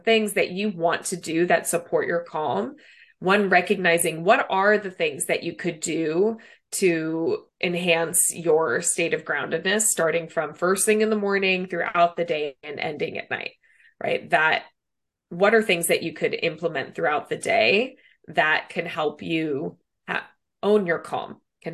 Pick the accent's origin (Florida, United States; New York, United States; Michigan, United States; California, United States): California, United States; Los Angeles; moved away as an adult; now in San Francisco Bay Area, United States; I'm originally from Los Angeles and born and raised there, lived there after college, met my husband there.